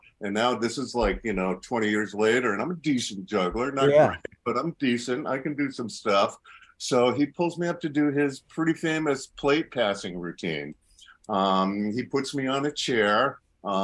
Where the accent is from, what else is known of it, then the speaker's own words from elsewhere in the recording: Orange, Massachusetts, United States; moved away; I grew up in Western Massachusetts, which, of course, is the home of Penn and Teller, Michael Motion. I grew up right next to those guys. Didn't know them. You know, I grew up in Orange.